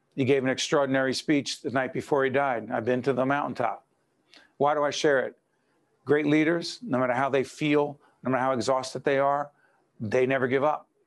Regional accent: Newark, New Jersey, United States; moved away; also born or lived in Montclair, New Jersey; when I first moved into Montclair, New Jersey from my hometown of Newark

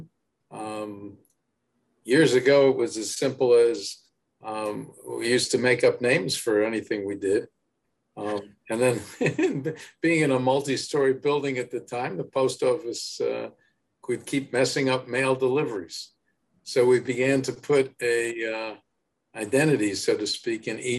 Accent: Newark, New Jersey, United States; I was born in Newark, born at the Beth

